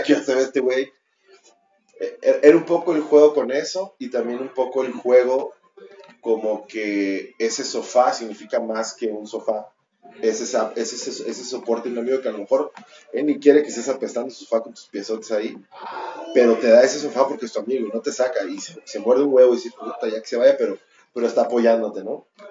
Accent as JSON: {"language": "Spanish", "country": "Mexico", "also_born_or_lived": "Mexico City", "said": "somos un chingo de mexicanos"}